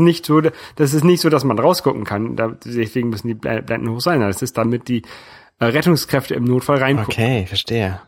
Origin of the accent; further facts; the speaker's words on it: Hamburg, Germany; now in France; I'm German living in France. Irgendwann habe ich dann nur noch gesagt, ich komme aus Hamburg